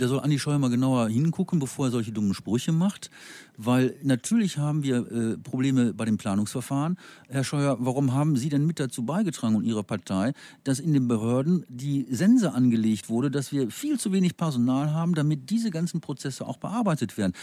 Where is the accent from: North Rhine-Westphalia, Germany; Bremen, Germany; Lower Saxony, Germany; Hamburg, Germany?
North Rhine-Westphalia, Germany; ich komme aus Nordrhein-Westfalen